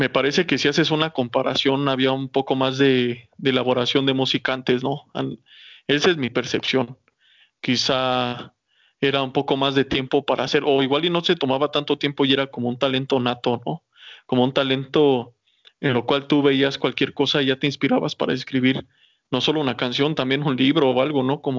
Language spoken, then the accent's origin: Spanish; Mexico; yo creo que es de los tres mejores intérpretes que ha tenido México y, no lo digo como mexicano